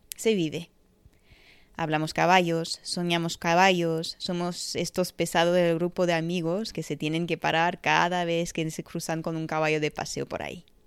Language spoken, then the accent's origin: Spanish; France; Empecé a montar de joven en un pony club en Francia, mi país de nacimiento